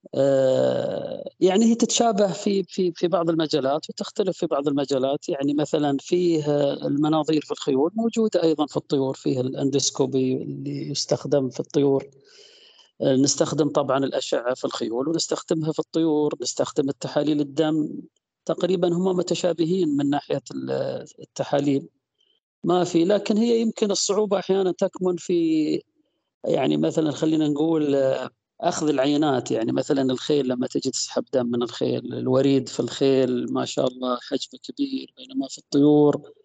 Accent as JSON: {"language": "Arabic", "town": "Al-Ahsa", "region": "Eastern Province", "country": "Saudi Arabia", "tie": "born or raised there", "said": "وأنا صغير كنت أطلع أطلع أروح الأسواق الشعبية زي عندنا في الأحساء سوق الخميس"}